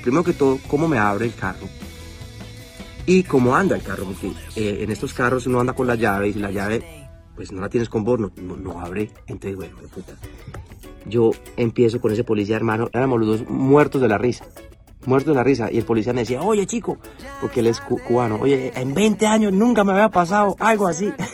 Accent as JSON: {"language": "Spanish", "town": "Medellín", "region": "Antioquia", "country": "Colombia"}